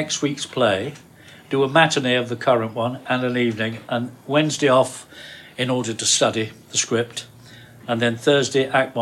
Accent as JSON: {"language": "English", "town": "Oldham", "region": "North West England", "country": "United Kingdom", "said": "I was from Oldham, Lancashire"}